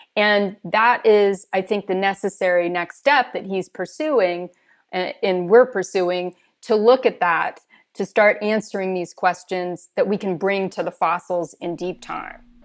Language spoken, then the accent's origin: English; California, United States; moved away; I grew up in California